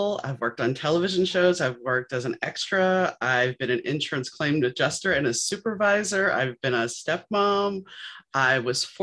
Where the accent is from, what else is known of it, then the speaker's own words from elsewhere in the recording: New Orleans, Louisiana, United States; moved away; also born or lived in Shreveport, Louisiana / Dallas, Texas / Indiana / Chicago, Illinois; Growing up in New Orleans, it was the 1970s